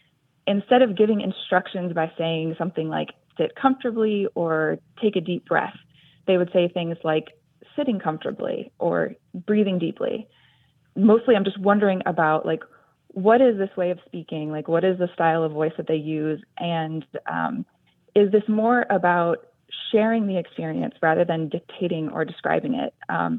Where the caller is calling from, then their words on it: San Jose, California, United States; I am calling from San Jose, California.